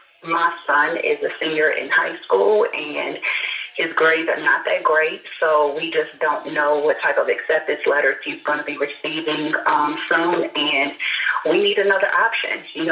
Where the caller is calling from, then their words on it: Chicago, Illinois, United States; calling from Chicago.